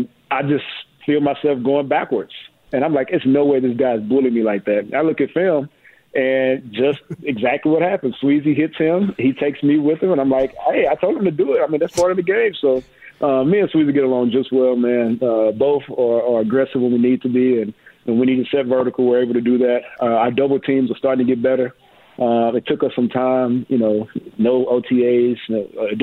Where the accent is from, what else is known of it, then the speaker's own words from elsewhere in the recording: Mexia, Texas, United States; moved away as an adult; Grew up in Mahia, Texas, about an hour and a half south of Dallas